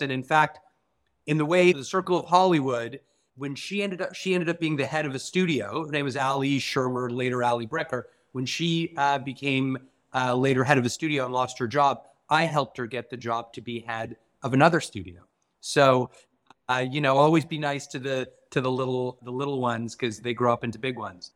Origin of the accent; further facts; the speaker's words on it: Canada; as a Canadian who comes from a very different system